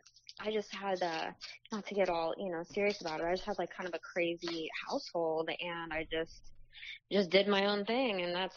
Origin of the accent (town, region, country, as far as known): Arizona, United States; born or raised there; also born or lived in Wisconsin; now in California, United States